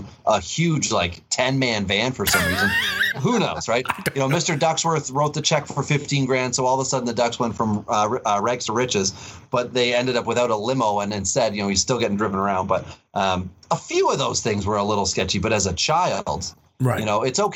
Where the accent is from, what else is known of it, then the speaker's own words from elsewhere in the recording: Wawa, Ontario, Canada; I grew up in Wawa